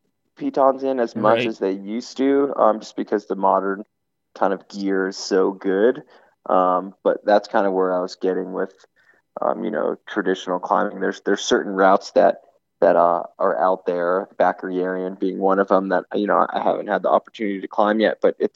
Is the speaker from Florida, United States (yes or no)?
yes; Miami, Florida, United States; I grew up in Florida